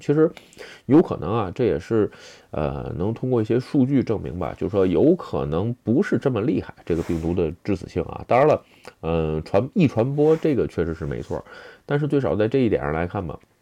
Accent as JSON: {"language": "Chinese", "country": "China", "first_language": "Chinese", "moved": "as an adult", "lives_now": "Japan", "said": "因为我这个是，就是以前中国国籍，是吧？后来换了国籍"}